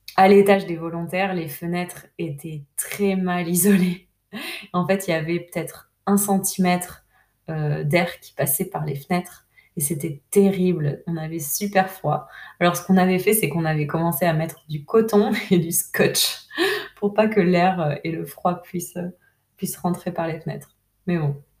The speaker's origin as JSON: {"language": "French", "country": "France", "also_born_or_lived": "Peru", "moved": "as an adult", "said": "en tant que Française"}